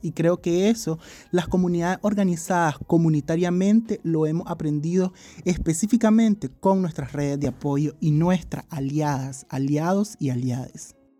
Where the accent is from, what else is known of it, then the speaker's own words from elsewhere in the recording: Nicaragua; vivimos como personas nicaragüenses y centroamericanas